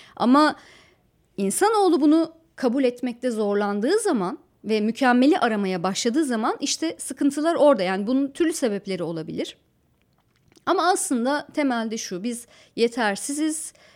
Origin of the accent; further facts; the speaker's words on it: Antalya, Turkey; moved away; also born or lived in Ankara; Antalya'nın kale içi yıllardır belli bir takım dokusunu koruyan bir yer. Şimdilerde daha da korumaya alındı. orada ahşap iki katlı, üç katlı yapılar vardır. Çocukluğum mesela onların içinde geçti